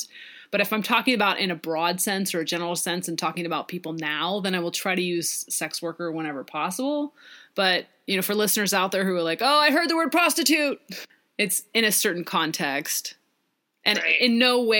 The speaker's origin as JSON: {"language": "English", "region": "Pacific Northwest", "country": "United States", "tie": "born or raised there", "said": "growing up in the Pacific Northwest"}